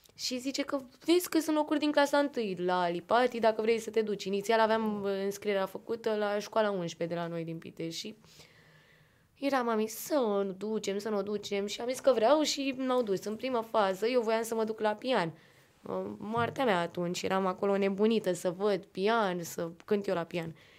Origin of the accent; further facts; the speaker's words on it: Pitești, Argeș, Romania; vin din Pitești, de la Liceul de Arte din Ulipati